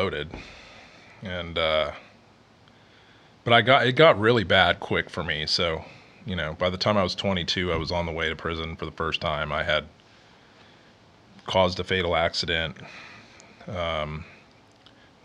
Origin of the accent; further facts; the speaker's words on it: Houston, Texas, United States; also born or lived in Kansas City; I'm from Houston originally